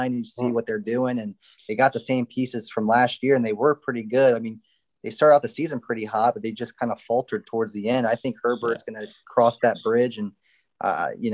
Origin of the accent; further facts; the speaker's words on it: Miami, Florida, United States; I grew up in Miami